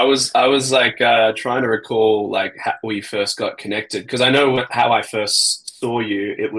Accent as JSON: {"language": "English", "country": "Australia", "said": "I think I'm Australian and like Southeast Asia is convenient. It's closer to home, better time zone for Australia"}